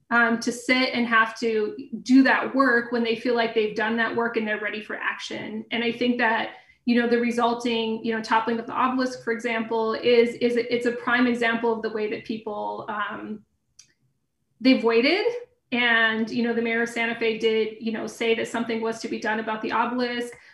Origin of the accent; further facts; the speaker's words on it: Grants, New Mexico, United States; I knew that, you know, I lived in a former uranium mining boomtown. I knew that where I lived, just outside of uh, Grants